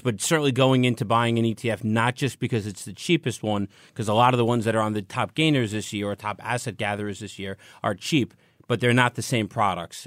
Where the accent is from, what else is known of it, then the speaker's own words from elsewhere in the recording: United States; I'm an American